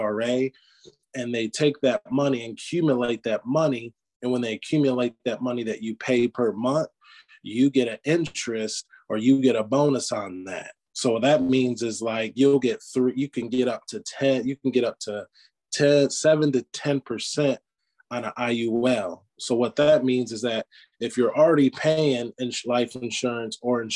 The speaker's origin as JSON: {"language": "English", "region": "Michigan", "country": "United States", "moved": "yes", "lives_now": "Greenville, United States", "said": "I'm originally from Michigan. So us Michiganders, we want to work a blue collar job"}